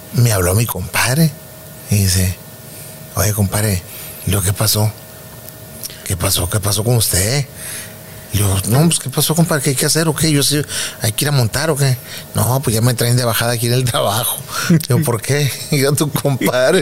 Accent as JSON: {"language": "Spanish", "town": "Guadalupe", "region": "Nuevo León", "country": "Mexico", "tie": "born or raised there", "said": "que de ahí nací yo, ahí en Villa San Miguel en Guadalupe"}